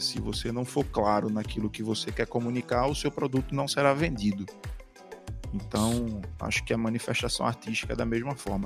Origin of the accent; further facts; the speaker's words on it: Northeast Region, Brazil; accent: Nordestino; o nosso sotaque e colocar o nosso sotaque na música